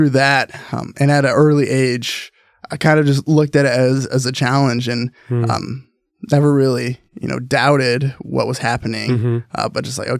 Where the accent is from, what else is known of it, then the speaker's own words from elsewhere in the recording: Salem, Oregon, United States; also born or lived in Tucson, Arizona; Yeah, I was born in Tucson, Arizona. So that's where, I call it home, even though I my family moved up to Oregon when I was probably like 3 or 4. So really grew up here in Oregon, in Salem.